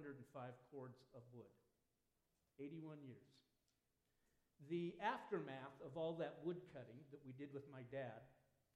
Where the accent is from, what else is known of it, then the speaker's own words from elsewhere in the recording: Southern Oregon, United States; When I was a kid growing up in Southern Oregon